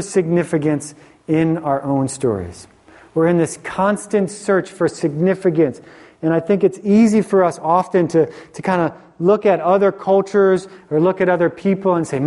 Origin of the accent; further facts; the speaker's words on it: Philadelphia, Pennsylvania, United States; I grew up in Philly, and we have this different mentality in Philly oftentimes